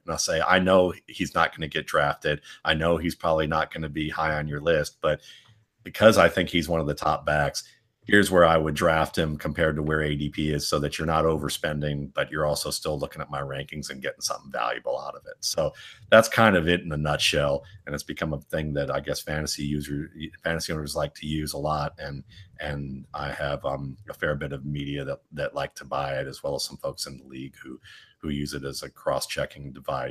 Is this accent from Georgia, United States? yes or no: yes; Georgia, United States; decided to go to the University of Georgia because it was the only school I could afford because I was from Georgia at the time